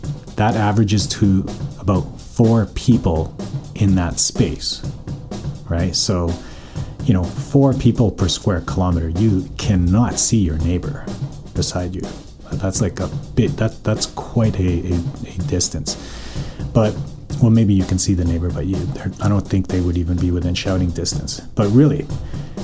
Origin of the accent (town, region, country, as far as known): Calgary, Alberta, Canada; born or raised there; now in North Vancouver, Canada